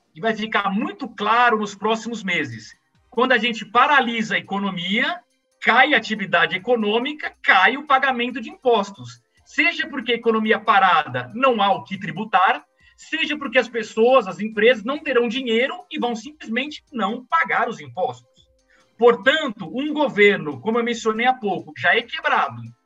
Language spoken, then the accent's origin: Portuguese; Brazil; Eu, como brasileiro, eu, como economista